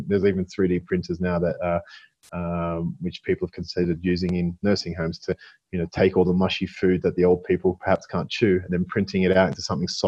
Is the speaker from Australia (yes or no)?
yes; Australia; moved away; I'm Australian